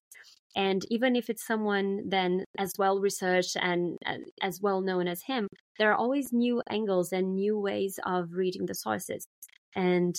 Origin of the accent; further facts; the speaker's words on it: Brazil; moved away; my life in, you know, growing up in Brazil